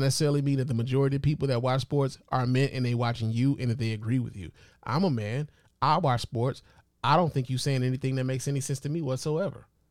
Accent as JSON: {"language": "English", "town": "Chicago", "region": "Illinois", "country": "United States", "tie": "born or raised there", "said": "my hometown of Chicago"}